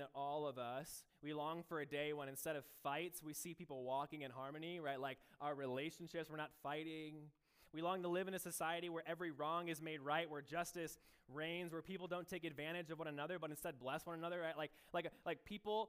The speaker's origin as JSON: {"language": "English", "region": "Michigan", "country": "United States", "tie": "born or raised there", "moved": "as an adult", "lives_now": "Iowa, United States", "said": "I grew up in Michigan"}